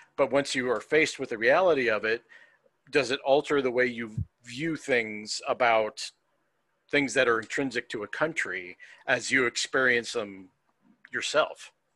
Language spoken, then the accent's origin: English; United States; as an American